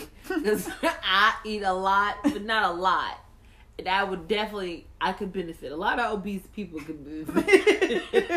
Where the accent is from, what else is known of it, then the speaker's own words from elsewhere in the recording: United States; I'm just an American girl just trying to live her life and raise her kid